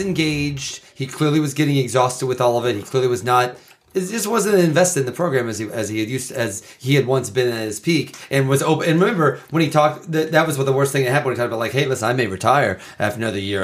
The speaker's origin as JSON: {"language": "English", "region": "Midwest", "country": "United States", "said": "a Midwesterner"}